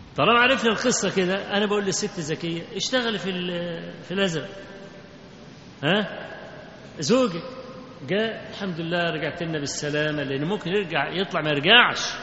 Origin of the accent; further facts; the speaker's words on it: Kafr el-Sheikh, Kafr El Sheikh Governorate, Egypt; اللي عندنا في كفر الشيخ